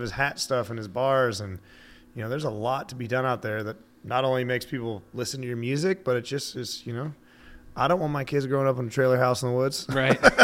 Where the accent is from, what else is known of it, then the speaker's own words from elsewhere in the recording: Montana, United States; I'm from the land of snowmobiles. We're almost Canadian.